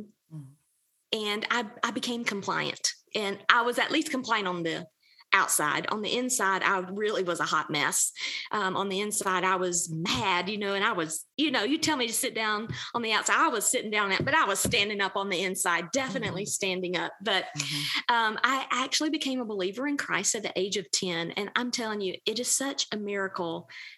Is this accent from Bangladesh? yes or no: no; Georgia, United States; accent: Southern; I grew up in the Deep South. I'm Georgia girl, born and bred. You can probably tell that by the way I talk